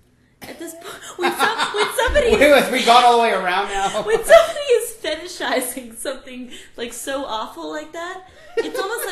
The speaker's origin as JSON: {"language": "English", "town": "Atlanta", "region": "Georgia", "country": "United States", "said": "I'm from Atlanta, which is like the most progressive city I've been to."}